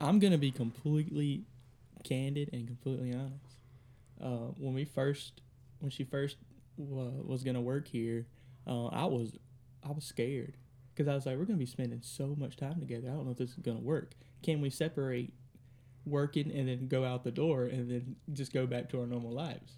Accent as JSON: {"language": "English", "town": "Drew", "region": "Mississippi", "country": "United States", "tie": "born or raised there", "also_born_or_lived": "Kosciusko, Mississippi", "said": "originally from Drew, um, about when I was, I think, thirteen, we moved from Drew"}